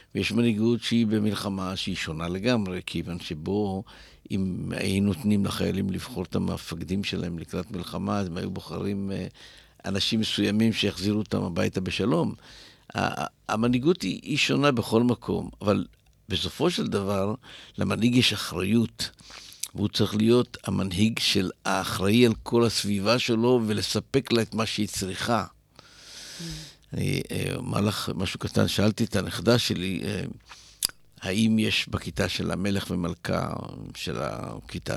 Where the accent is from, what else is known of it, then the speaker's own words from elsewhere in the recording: Israel; אנחנו ישראלים